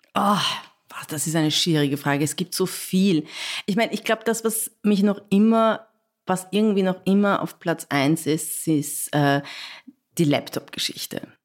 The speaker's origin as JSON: {"language": "German", "region": "Vienna", "country": "Austria", "said": "ich komme aus Wien, habe ich gesagt, ich komme aus Wien"}